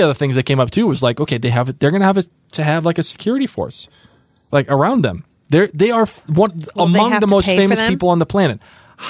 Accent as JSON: {"language": "English", "country": "United States", "said": "as an American and as a human"}